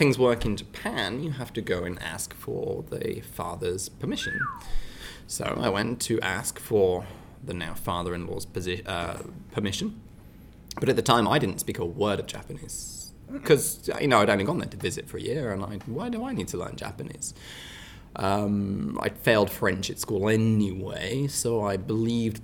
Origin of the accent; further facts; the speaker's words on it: Devon, South West England, United Kingdom; accent: West Country; I come from Devon